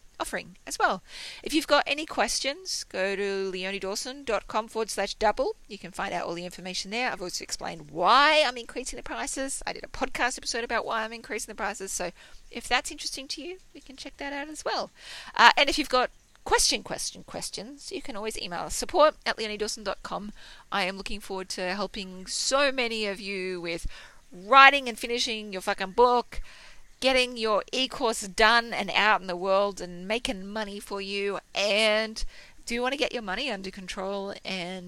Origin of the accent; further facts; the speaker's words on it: Australia; I'm Australian, not American